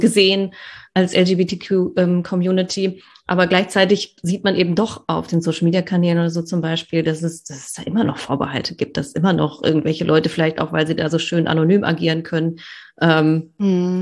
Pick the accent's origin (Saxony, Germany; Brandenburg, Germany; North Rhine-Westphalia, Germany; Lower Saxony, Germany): North Rhine-Westphalia, Germany; Ruhr area; ich bin ja auch aus dem Ruhrgebiet